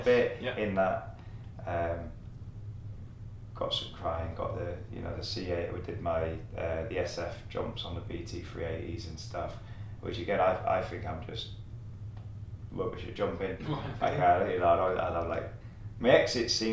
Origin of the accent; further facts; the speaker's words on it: the Northeast, North East England, United Kingdom; moved away; I'm from the Northeast